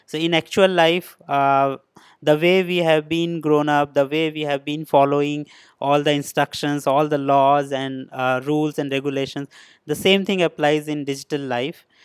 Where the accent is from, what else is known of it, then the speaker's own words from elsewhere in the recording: India; moved away as an adult; now in Shenzhen, China; I'm basically from India